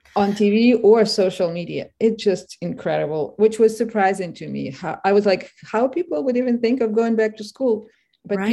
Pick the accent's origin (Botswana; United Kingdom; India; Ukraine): Ukraine; Kharkiv, Kharkiv Oblast; English is a second language; moved away as an adult; now in United States; I'm from Kharkiv